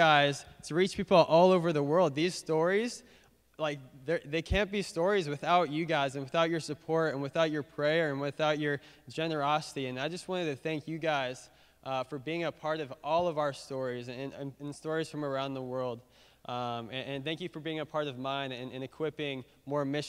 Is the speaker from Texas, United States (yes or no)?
no; Boston, Massachusetts, United States; growing up in Boston, my dad was a pastor